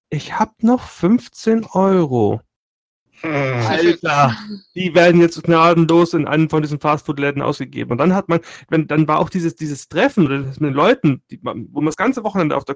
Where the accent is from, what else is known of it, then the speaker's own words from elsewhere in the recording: Bavaria, Germany; Ich komme ja aus Bayern da unten